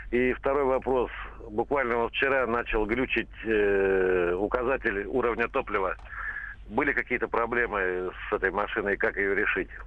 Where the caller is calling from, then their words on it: Novosibirsk, Novosibirsk Oblast, Russia; А, добрый день. Ну, у нас уже, я это из Новосибирска